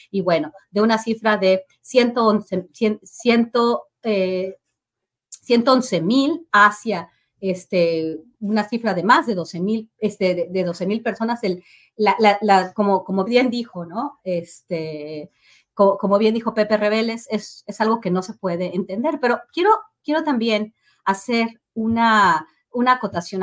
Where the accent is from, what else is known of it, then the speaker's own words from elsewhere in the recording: Mexico; hemos vivido como mexicanos